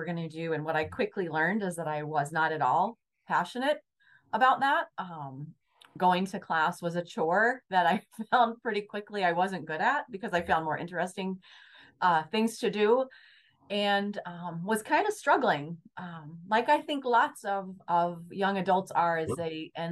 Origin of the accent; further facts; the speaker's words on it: Southern Indiana, United States; I grew up in Southern Indiana, in a small town, and my dad owned a lumberyard.